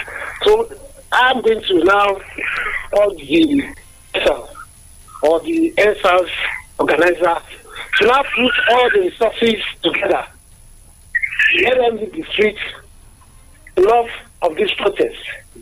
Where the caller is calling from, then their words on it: Abeokuta, Ogun State, Nigeria; I'm calling from Adigbe this morning.